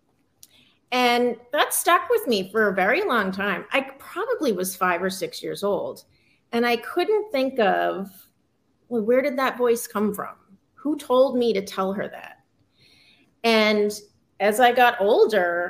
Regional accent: Massachusetts, United States; I grew up in Massachusetts

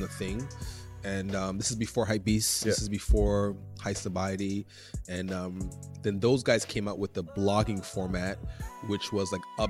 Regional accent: Montreal, Quebec, Canada; they didn't think I was from Montreal at first

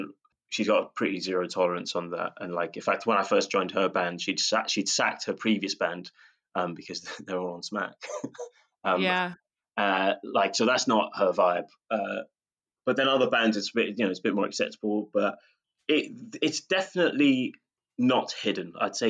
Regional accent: United Kingdom; we're British, so there is that.

